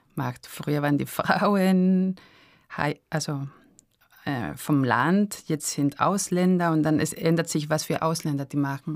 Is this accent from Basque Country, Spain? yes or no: yes; San Sebastián, Basque Country, Spain; German is a second language; also born or lived in Arnhem, Netherlands; now in Graz, Austria; ich bin aufgewachsen in San Sebastian, diese Stadt am Meer